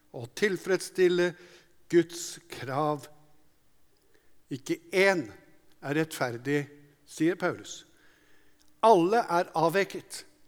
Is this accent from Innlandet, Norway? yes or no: yes; Hadeland, Innlandet, Norway; Jeg vokste opp på Hadeland